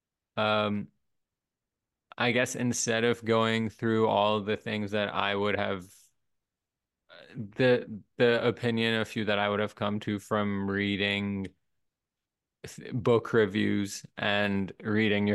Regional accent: Pakistan; now in Arizona, United States; the society that I live in Arizona, and I grew up in Pakistan

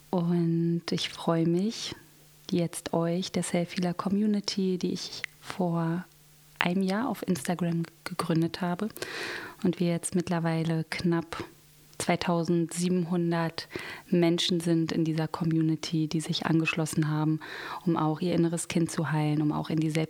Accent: Berlin, Germany; Und ich bin hier in Berlin aufgewachsen, auch geboren. Ich bin gebürtige Berlinerin, bin auch schon mein ganzes Leben hier in Berlin und bin mittlerweile Mutter von vier Kindern.

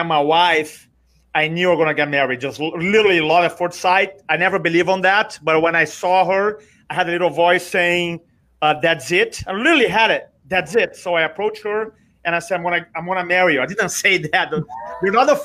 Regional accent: Brazil; English is a second language; moved away as an adult; now in United States; I'm from Brazil originally. You may recognize the accent, but I live in America now for 23 years

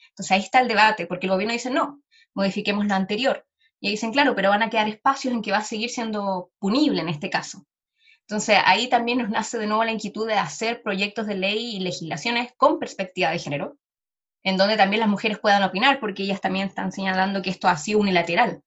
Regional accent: Chile; first language Spanish; yo también soy una feminista chilena, latinoamericana

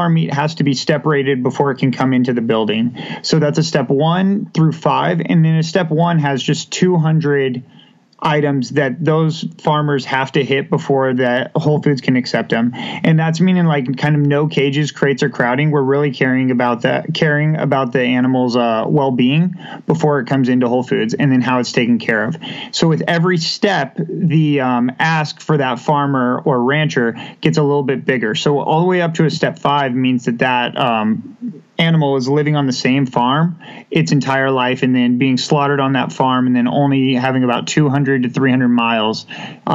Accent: Colorado, United States; moved away as an adult; also born or lived in New York, New York; now in Wichita, United States; I was born and raised here in Wichita, Kansas, and then had the opportunity at age six to move out with my parents to Colorado, where I spent most of my college or high school and college years

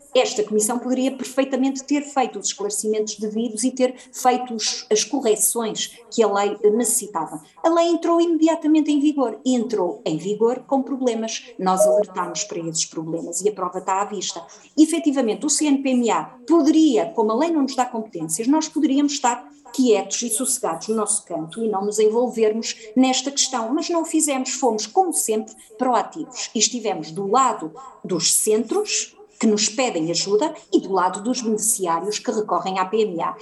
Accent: Oliveira de Azeméis, Aveiro District, Portugal; estou em Oliveira das Meias, de onde sou natural

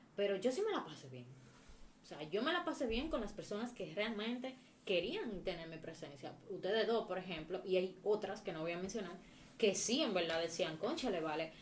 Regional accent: Moca, Espaillat, Dominican Republic; moved away as an adult; now in Santo Domingo, Dominican Republic; mi ciudad natal Moca

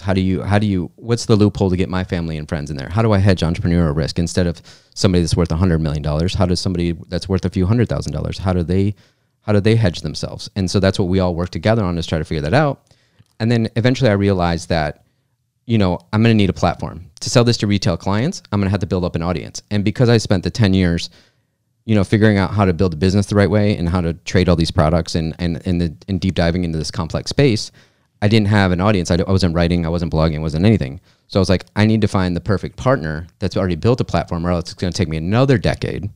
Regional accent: Michigan, United States; I grew up in Michigan

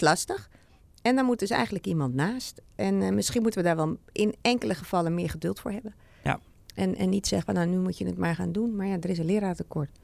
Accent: Amsterdam, North Holland, Netherlands; ik kom uit Amsterdam

